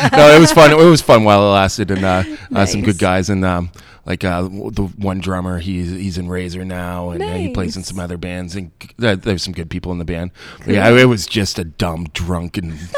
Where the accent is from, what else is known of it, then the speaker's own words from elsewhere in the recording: St. Jacobs, Ontario, Canada; also born or lived in Peterborough; now in Kitchener, Canada; I'm from St. Jacobs originally